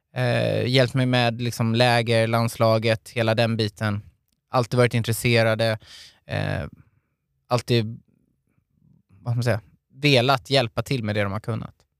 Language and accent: Swedish; Hultsfred, Kalmar County, Sweden; now in Stockholm, Sweden; uppvuxen i Hultsfred, en liten ort i Småland